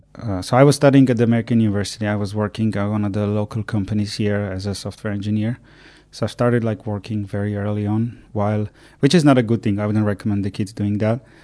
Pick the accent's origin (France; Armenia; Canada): Armenia; moved away as an adult; also born or lived in Ireland; I'm born and raised in Armenia